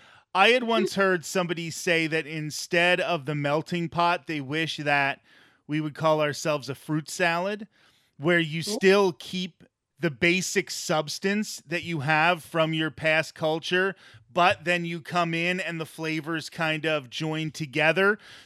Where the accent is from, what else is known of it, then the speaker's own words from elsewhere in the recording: Ireland; as Irish people, we have that same struggle. We have to try to preserve our culture.